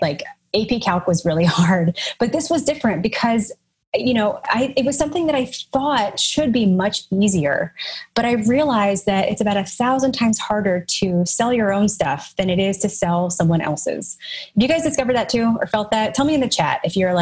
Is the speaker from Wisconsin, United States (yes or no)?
no; Nashville, Tennessee, United States; also born or lived in Chicago; now in Brooklyn, United States; I'm originally from Nashville, Tennessee, but now I live in Brooklyn, New York